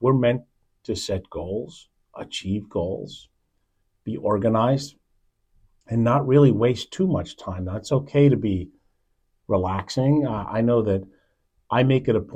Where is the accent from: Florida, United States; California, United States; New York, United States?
New York, United States; New York City; moved away; I was born in Manhattan.